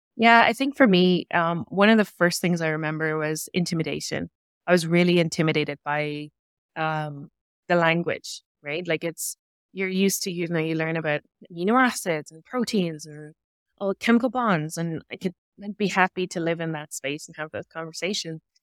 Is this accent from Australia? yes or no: no; Cork, Munster, Ireland; moved away as an adult; now in Canada; my hometown, which is, is Cork in Ireland